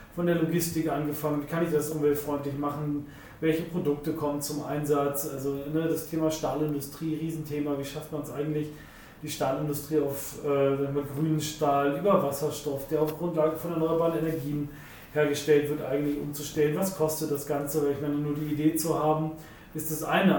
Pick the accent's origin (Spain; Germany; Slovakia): Germany; Wolfsburg, Lower Saxony; ich bin in Wolfsburg auch groß geworden